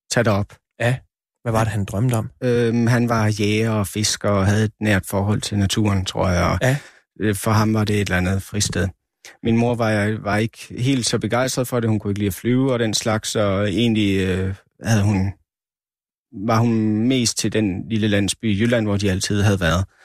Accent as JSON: {"language": "Danish", "town": "Sisimiut", "country": "Greenland", "tie": "born or raised there", "also_born_or_lived": "Aasiaat", "said": "I de byer, både i Asiat og i Sisimet, hvor jeg voksede op, der var, og i stort set alle de større byer i Grønland"}